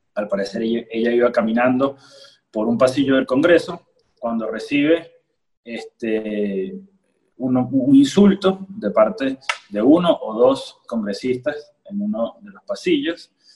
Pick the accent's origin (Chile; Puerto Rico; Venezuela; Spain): Venezuela; como ciudadano, como venezolano